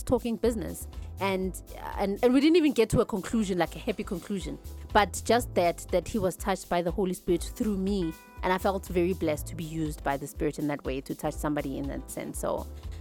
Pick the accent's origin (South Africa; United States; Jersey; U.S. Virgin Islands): South Africa; Johannesburg, Gauteng; I'm from Zola